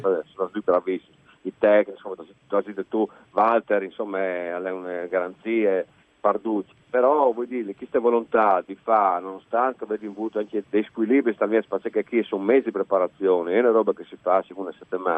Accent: Friuli-Venezia Giulia, Italy; sono di Furlans

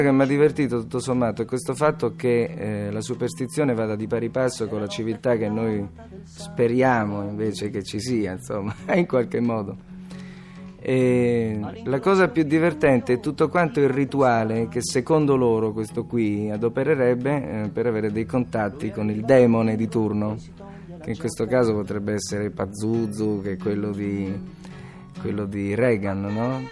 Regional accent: Teramo, Abruzzo, Italy; also born or lived in Bologna; io sono, sono di Teramo, cioè, proprio Teramano

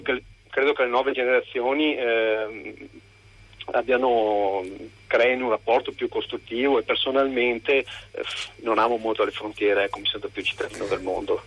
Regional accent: Veneto, Italy; da noi in Veneto viviamo

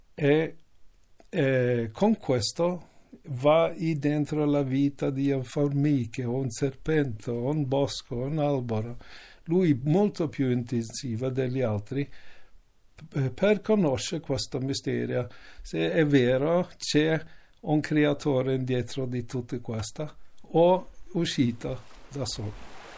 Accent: Canada; Italian is a second language; moved away; io sono nato lì, in Canada

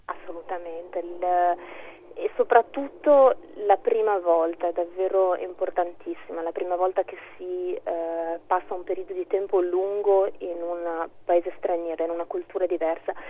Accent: Trentino-Alto Adige, Italy; io sono cresciuta in Trentino

